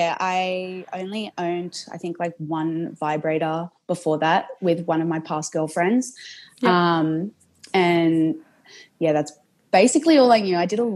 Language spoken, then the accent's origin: English; Sydney, New South Wales, Australia; I'm from Sydney.